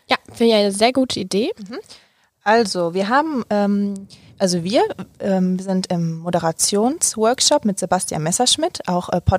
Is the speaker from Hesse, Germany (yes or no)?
no; Cologne, North Rhine-Westphalia, Germany; Also zum Beispiel, ich komme ja ähm, ursprünglich aus Köln